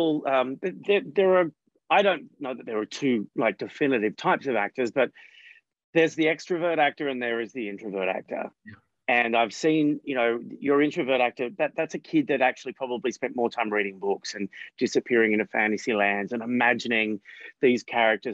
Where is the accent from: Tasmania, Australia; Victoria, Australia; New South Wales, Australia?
New South Wales, Australia; Coffs Harbour; I was living in a regional area that didn't have a lot of accessibility to youth theatre groups and things like that. So by the time I was a teenager, we had a local television station